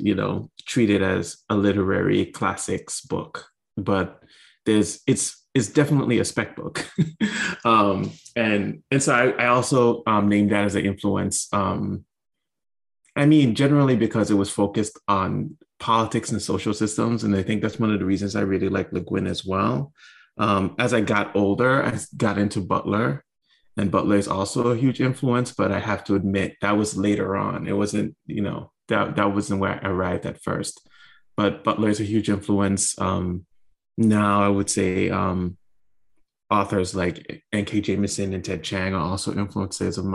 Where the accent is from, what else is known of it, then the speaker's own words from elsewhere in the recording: U.S. Virgin Islands; I grew up in the Virgin Islands, St. Thomas to be specific